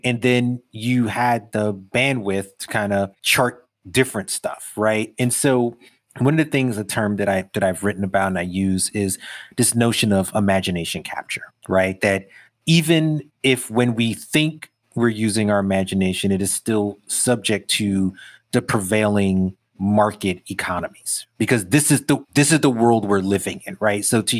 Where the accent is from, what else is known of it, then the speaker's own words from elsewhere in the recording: Brooklyn, New York, United States; Even as a kid growing up in Brooklyn with all the shit that meant in the 80s, there was a feeling of we did this thing.